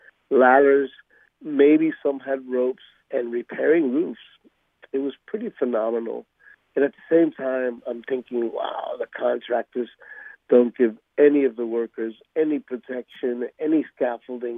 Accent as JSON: {"language": "English", "country": "Ecuador", "tie": "born or raised there", "moved": "yes", "said": "I was born in Ecuador, so I am called a mestizo because I'm mixed"}